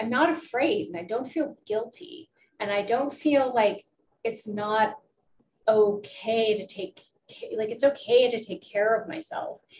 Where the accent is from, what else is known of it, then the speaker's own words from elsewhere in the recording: Pittsburgh, Pennsylvania, United States; I'm from Pittsburgh. It's a union town.